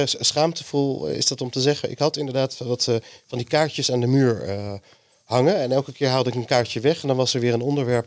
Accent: Amsterdam, North Holland, Netherlands; Ik ben geboren in Amsterdam

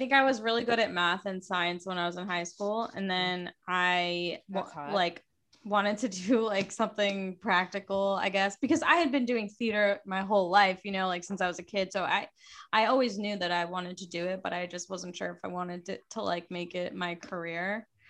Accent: Fayetteville, Georgia, United States; also born or lived in Atlanta, Georgia; I was born in Atlanta, Georgia, mm-hmm. and then I grew up in a suburb south of Atlanta called Fayetteville.

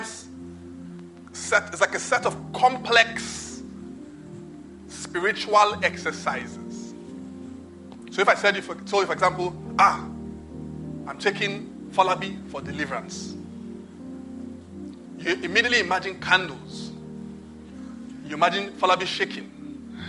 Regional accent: Nigeria; I'm Nigerian

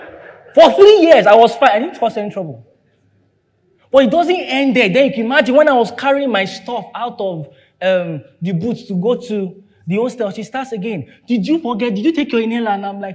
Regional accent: London, United Kingdom; because I grew up in London, that's why I experienced this.

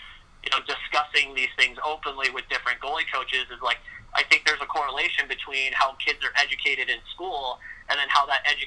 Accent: Texas, United States; I went to a Montessori school as well when I was growing up in Texas

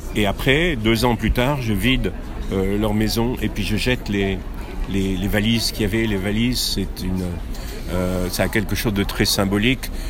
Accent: France; je suis français

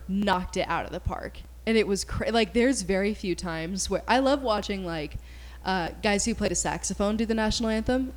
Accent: Kansas, United States; we're from Kansas

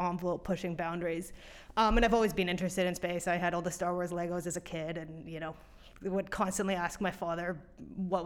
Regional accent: London, Ontario, Canada; I grew up in London, which is where you guys are based. And Western had, you know, Engineering Girls Club

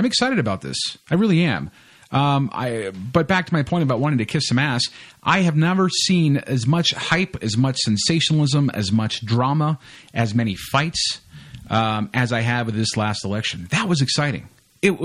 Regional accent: Canada; Canadians will go down to America, and it's like we don't really, you know, hype that up a lot for some reason.

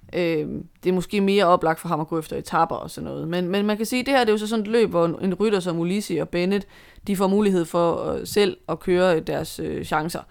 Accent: Denmark; som danskere

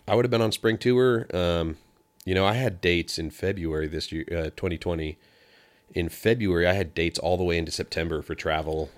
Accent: Pacific Northwest, United States; moved away; I'm from the West Coast and I was really used to being raised on worship music

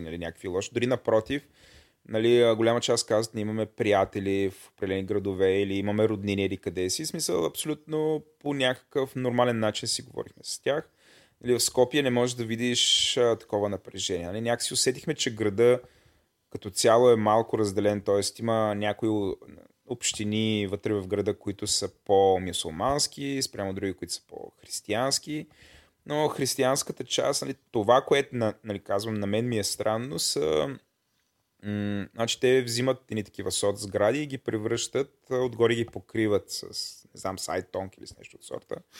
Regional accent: Bulgaria; съм българин

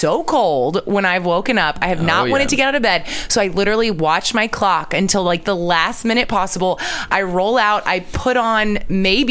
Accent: Bryan, Texas, United States; growing up in Bryan College Station

